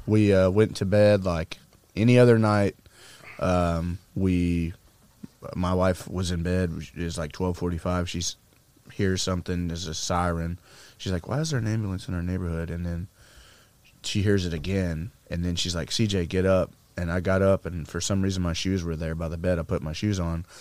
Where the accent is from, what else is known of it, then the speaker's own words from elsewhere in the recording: Arkansas, United States; we grew up in Arkansas